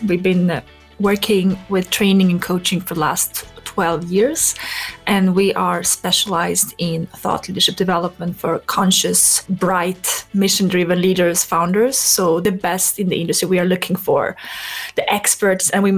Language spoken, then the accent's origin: English; Stockholm, Stockholm County, Sweden; moved away; also born or lived in France; I came from Sweden. I grew up in Stockholm.